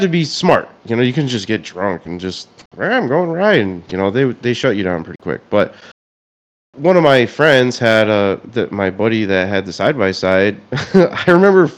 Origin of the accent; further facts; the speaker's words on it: Connecticut, United States; Coventry, Connecticut. I'm from Connecticut.